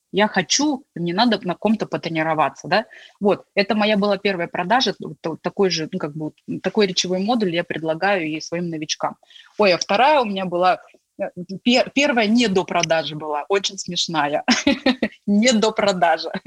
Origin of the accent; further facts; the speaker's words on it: Tomsk, Tomsk Oblast, Russia; also born or lived in Gorno-Altaysk; Вообще, потому что я приехала из Томска, из Горно-Алтайска, у меня была особая там финансовая там ситуация, допустим.